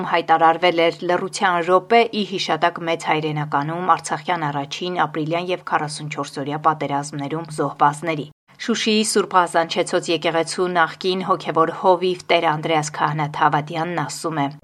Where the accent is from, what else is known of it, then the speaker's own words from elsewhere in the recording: Shekher, Nagorno-Karabakh, Azerbaijan; Շեխերից, որ թուրքերը վերցրել են։ Շեխեր գյուղից։